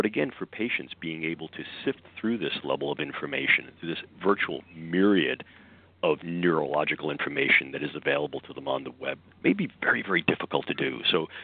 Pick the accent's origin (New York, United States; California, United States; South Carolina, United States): New York, United States; accent: New York; my New York accent